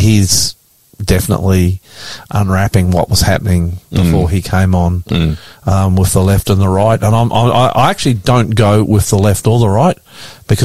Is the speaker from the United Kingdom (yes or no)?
no; Queensland, Australia; my home state of Queensland, just outside of Brisbane, a couple of hours